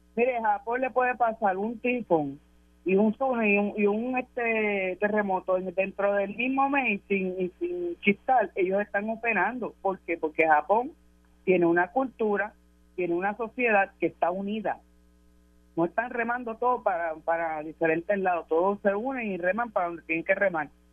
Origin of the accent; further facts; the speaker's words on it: Bayamón, Puerto Rico; yo soy de Bayamón